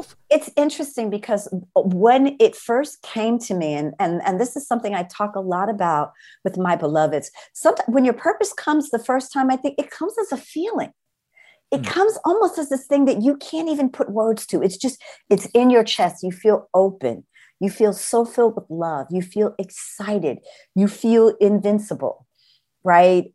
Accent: New Rochelle, New York, United States; also born or lived in Brooklyn, New York / Manhattan, New York; I grew up in right outside of New York City, New Shell, New York

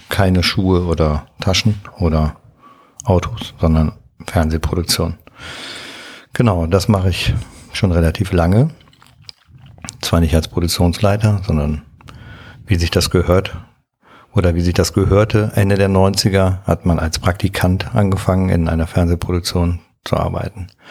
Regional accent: Waldorf, Rhineland-Palatinate, Germany; moved away as an adult; now in near Cologne, Germany; bin aufgewachsen in Waldorf, das ist in einem 800 Seelen ähm, Dorf im Kreis Ahrweiler in der Nähe des Ahrtals

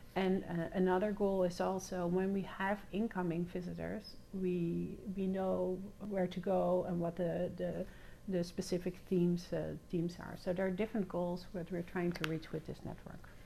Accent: The Hague, South Holland, Netherlands; moved away as an adult; also born or lived in Wiscasset, Maine; now in United States; I was born and raised in uh, in The Hague, in the Netherlands

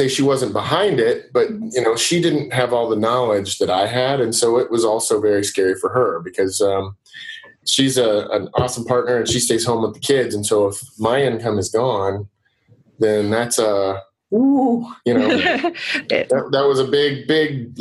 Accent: Wichita, Kansas, United States; also born or lived in Denver, Colorado; Wichita, where I grew up right outside of Wichita, is a smaller town.

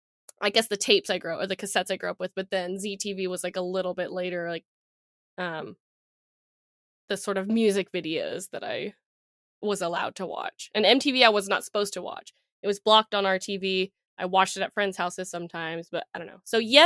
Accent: Vanderwagen, New Mexico, United States; Yes. Basically south of Gallup. I grew up in Vanderwagen, which is like 30 minutes or 30 miles south of Gallup.

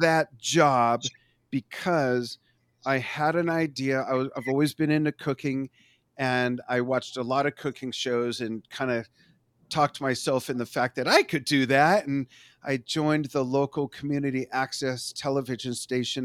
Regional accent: Los Angeles, California, United States; moved away as an adult; also born or lived in Las Vegas; now in Globe, United States; I grew up in Los Angeles

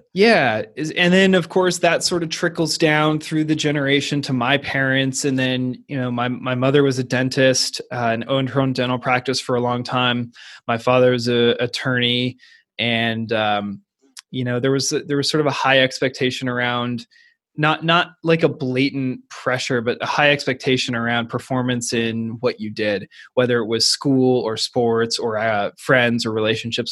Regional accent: Seattle, Washington, United States; I went to the University of Washington, which has an incredibly strong rowing tradition. Plus, it was my hometown team

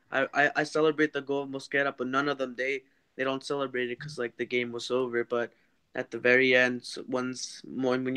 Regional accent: Carlsbad, California, United States; not exactly from San Diego, but I'm from Carlsbad. That's where I live

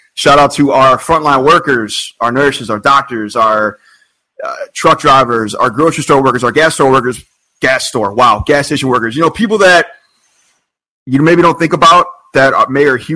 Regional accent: Ohio, United States; also born or lived in Cleveland; now in Chicago, United States; Raleigh and I live in Chicago, we're from Ohio

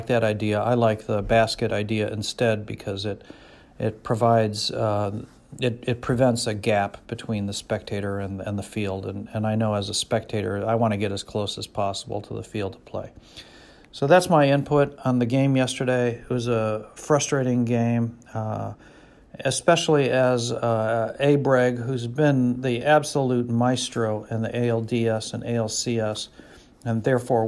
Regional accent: Chicago, Illinois, United States; moved away; I'm originally from Chicago

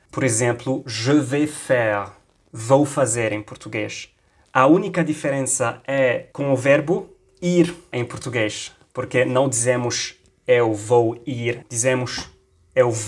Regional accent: Lebanon; accent: Lebanese; Portuguese is a second language; Je suis libanais, je suis à Beirute

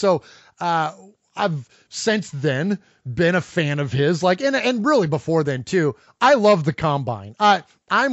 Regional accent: Bay Area, California, United States; also born or lived in Middle Tennessee; now in Tennessee, United States; we live in Tennessee. Uncle Mosh and I do. We're originally from the Bay Area, but we live now in Middle Tennessee

